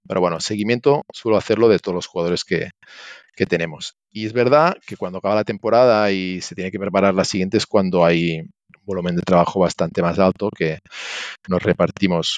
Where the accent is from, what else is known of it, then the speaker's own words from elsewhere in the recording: Catalonia, Spain; moved away as an adult; now in Santiago de Compostela, Spain; soy catalán, pero mi mujer es gallega